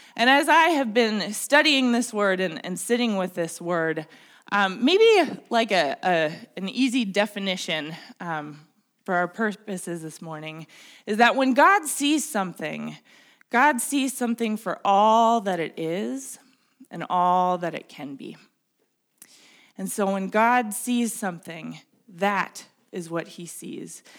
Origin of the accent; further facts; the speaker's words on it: Minnesota, United States; I grew up here in Minnesota